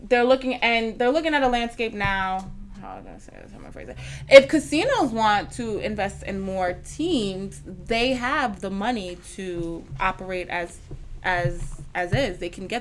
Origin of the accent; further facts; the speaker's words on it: Jamaica; Yes, I'm Jamaican.